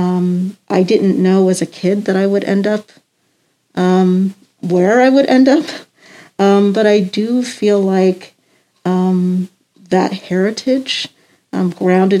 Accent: Columbia, Maryland, United States; I grew up in Columbia, Maryland

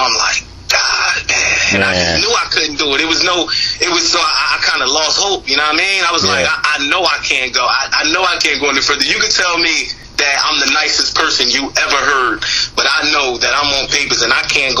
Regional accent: New Jersey, United States; I'm actually from New Jersey

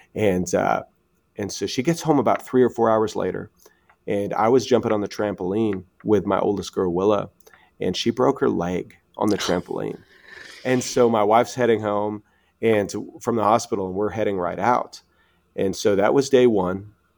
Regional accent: Canada; moved away as an adult; now in United States; we're Canadian

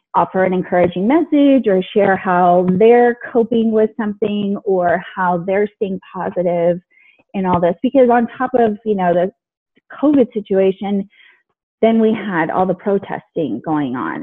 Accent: California, United States; also born or lived in Alexandria, Virginia; I was born in Alexandria, Virginia, but I've lived in California most of my life

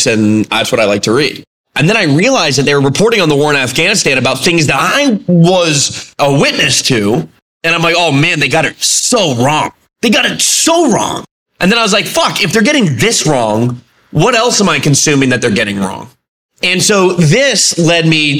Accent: United States; we as an American public

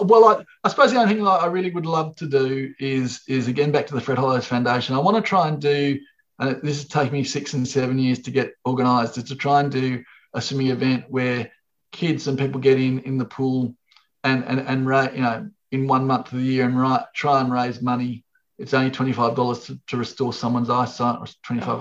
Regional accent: Australia; I'm from Australia

